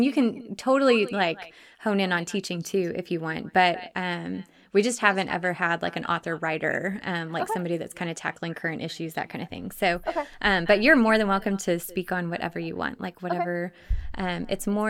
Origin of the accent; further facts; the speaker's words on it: Dallas area, Texas, United States; We actually are from very close to where I grew up and where we were, but we totally missed each other because Dallas is so huge